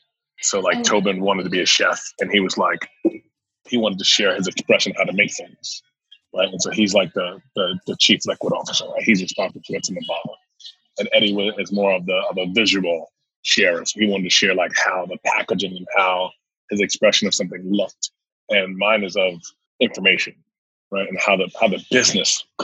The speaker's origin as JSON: {"language": "English", "town": "New York City", "region": "New York", "country": "United States", "tie": "born or raised there", "also_born_or_lived": "Temple, Texas / Virginia / Pennsylvania", "moved": "as an adult", "said": "I'm originally from New York City, from Queens. I was raised in Queens"}